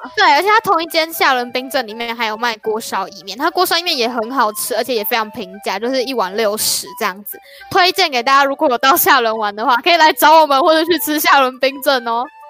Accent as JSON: {"language": "Chinese", "region": "northern Taiwan", "country": "Taiwan", "also_born_or_lived": "Xialun", "said": "我们都是北部人"}